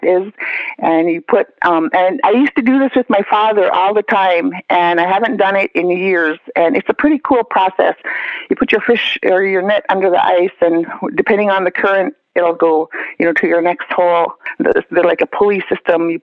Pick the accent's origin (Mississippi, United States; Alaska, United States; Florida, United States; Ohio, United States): Alaska, United States; Kotzebue; I'm Inupiaq, Alaska native, born and raised in Kotzebue, Kikiktaqwalaq